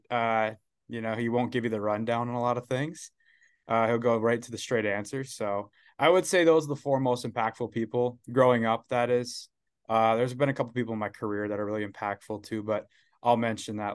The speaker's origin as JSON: {"language": "English", "town": "Saginaw", "region": "Michigan", "country": "United States", "tie": "born or raised there", "said": "I uh, visited SVSU, which is Saginaw Valley, right my hometown. Looked into a couple other schools, Central Michigan, a couple of those other ones, not really hockey schools, but you know, close by home."}